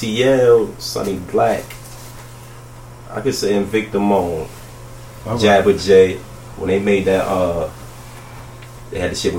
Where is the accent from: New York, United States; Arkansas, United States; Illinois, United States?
New York, United States; New York City; I'm from South Jamaica, Queens, 40 Projects.